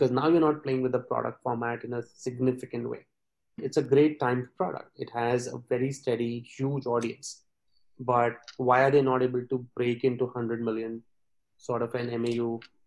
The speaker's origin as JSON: {"language": "English", "country": "India", "said": "we being a British colony"}